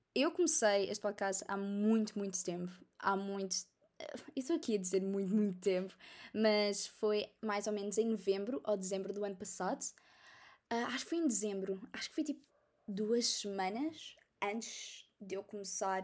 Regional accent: Almada, Setúbal, Portugal; sou da Almada

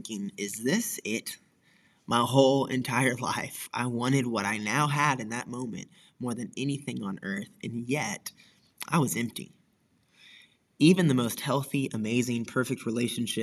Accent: Wichita Falls, Texas, United States; growing up in Wichita Falls

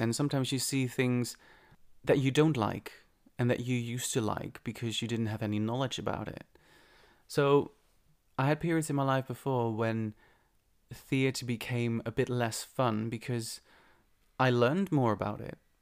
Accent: Netherlands; moved away; I'm from the Netherlands

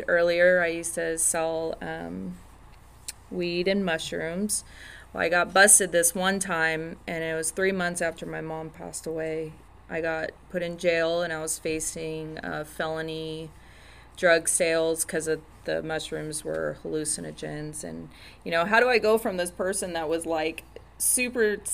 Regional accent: Orange County, California, United States; I'm from Orange County

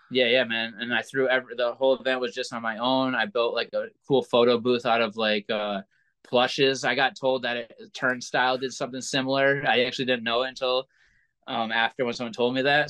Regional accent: Williamstown, Massachusetts, United States; also born or lived in Pittsfield, Massachusetts; I was from Williamstown, Massachusetts, which was like 30 minutes away

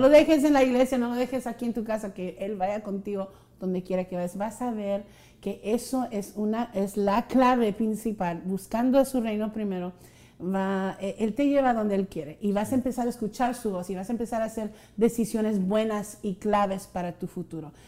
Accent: Rio Grande Valley, Texas, United States

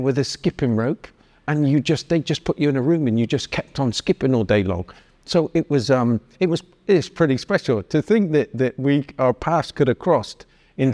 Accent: Bristol, South West England, United Kingdom; moved away; also born or lived in Biggleswade; I used to play rugby in Bristol, but I was from St. Paul's. I remember the riots in St. Paul's, which was, and we were just young kids

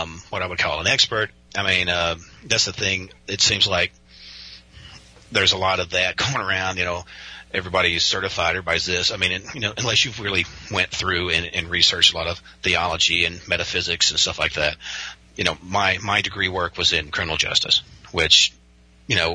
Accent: Western Kentucky, United States; I am from Western Kentucky, it's very conservative, and most people here live kind of faith-based lives

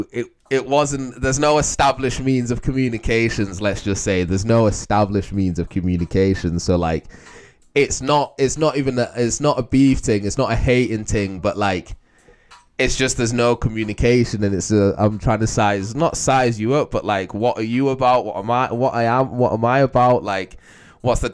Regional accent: Manchester, North West England, United Kingdom; moved away; I moved to Manchester

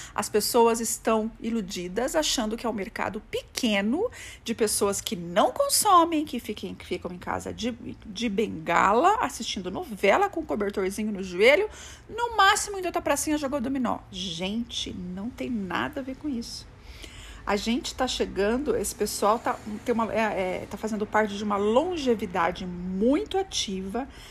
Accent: Brazil

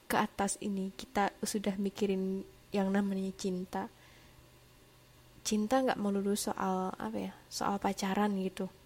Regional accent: Java, Indonesia; bukan anak jaksel jadi nggak ah, nggak keseringan ngomong lo gue gitu. Seringnya sih cuma aku gitu. Aku dari Jawa.

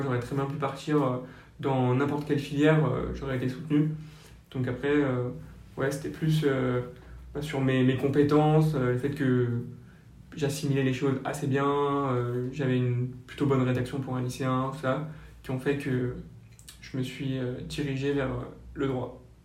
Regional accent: Basque Country, Nouvelle-Aquitaine, France; also born or lived in Le Raincy, Seine-Saint-Denis; je suis originaire du Pays Basque où j'ai encore une partie de ma famille et une autre partie donc, en région parisienne dans 93 au Rincy

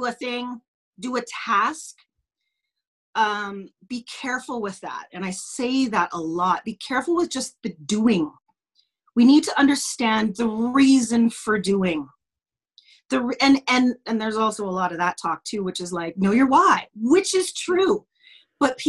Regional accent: Lloydminster, Saskatchewan, Canada; also born or lived in United States / Yorkton / Regina; I grew up in small town Saskatchewan, blah, blah, blah, la, la, la. We moved from the States to Yorkton, to Regina, to Lloydminster, and then spent most of my growing up here in Lloydminster

